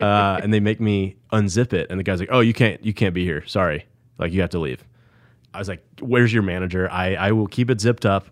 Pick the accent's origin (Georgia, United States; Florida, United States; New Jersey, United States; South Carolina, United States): Georgia, United States; Snellville; East Side, Gwinnett County